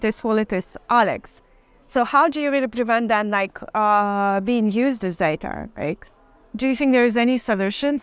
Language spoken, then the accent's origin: English; Belarus; I'm from Belarus